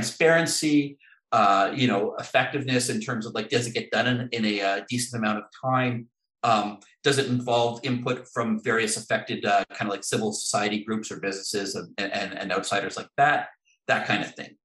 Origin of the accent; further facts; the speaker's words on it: Canada; As a Canadian